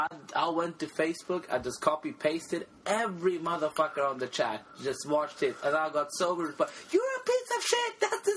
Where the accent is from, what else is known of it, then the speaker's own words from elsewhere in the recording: Sweden; I lived in Sweden my entire life. What do you think? I'm Swedish, but apparently I'm not because I'm dark.